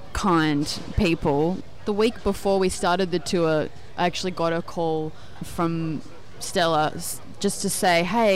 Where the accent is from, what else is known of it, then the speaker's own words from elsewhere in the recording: Noosa, Queensland, Australia; now in Melbourne, Australia; Sunshine Beach, where I grew up